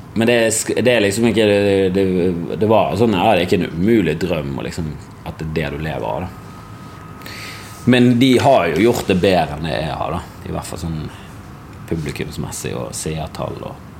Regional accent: Bergen, Vestland, Norway; jeg er fra Bergen.

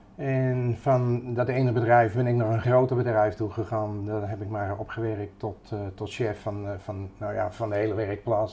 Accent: Utrecht, Netherlands; En opgegroeid in Utrecht. naar school gegaan in Utrecht, leren vissen in Utrecht

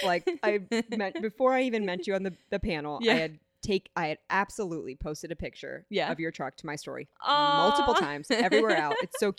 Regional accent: Canton, Ohio, United States; Oh, I'm from Canton.

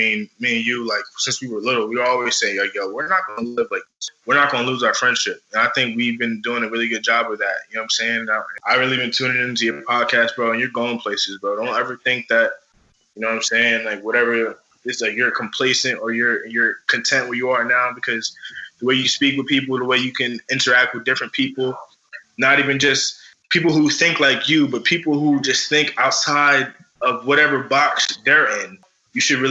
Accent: Morristown, United States; We came from the Oaks, you know, you were one of my first friends in Morristown ever.

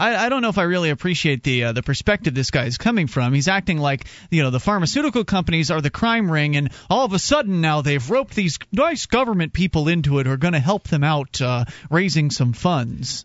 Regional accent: Florida, United States; moved away; I come from Florida

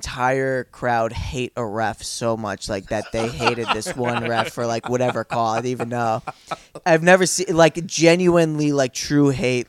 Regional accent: Dix Hills, New York, United States; Dix Hills.

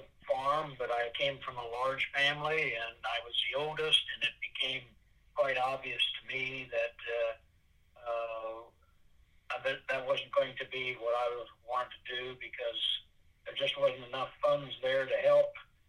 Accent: Kalona, Iowa, United States; also born or lived in Oklahoma; I was born actually in Oklahoma. Oh, but I've lived most of my life here in the Kelowna area.

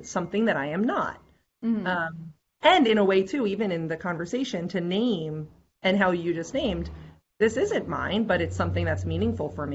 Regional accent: United States; also born or lived in Eastern Seaboard; going back to the United States? How do I honor the land in my country

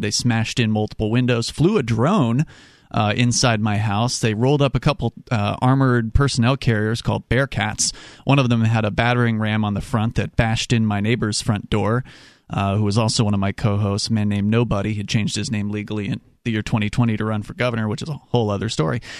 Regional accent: Florida, United States; moved away as an adult; now in New Hampshire, United States; I grew up in Florida, and I was a libertarian activist down there

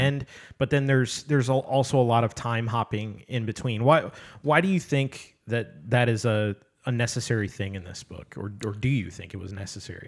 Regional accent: Midwest, United States; I come from the Midwest

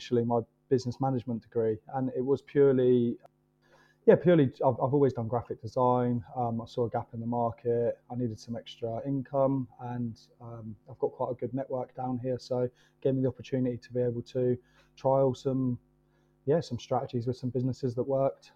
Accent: Kent, South East England, United Kingdom; moved away; also born or lived in Bournemouth; I'm originally from Kent

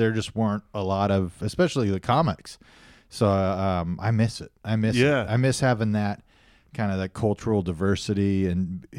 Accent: Fresno, California, United States; Hell yeah, home of me and Ed's Pizza.

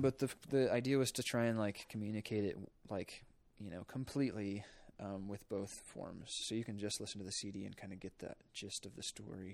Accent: Polo, Illinois, United States; I'm from northern Illinois, a small town called Polo

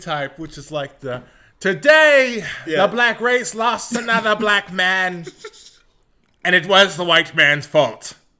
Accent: the South, United States; born or raised there

